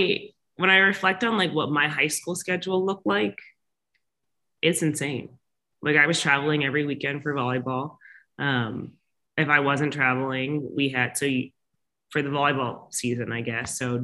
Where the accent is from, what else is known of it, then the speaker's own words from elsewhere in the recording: the South, United States; and I grew up in the South in the SEC. And so college football is obviously a huge thing.